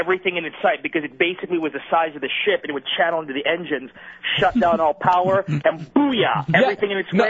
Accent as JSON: {"language": "English", "country": "Philippines", "tie": "born or raised there", "moved": "yes", "said": "when I was growing up in the Philippines."}